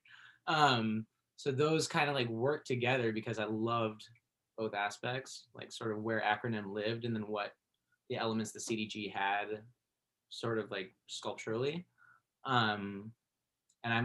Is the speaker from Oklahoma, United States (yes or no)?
no; Berkeley, California, United States; I grew up in Berkeley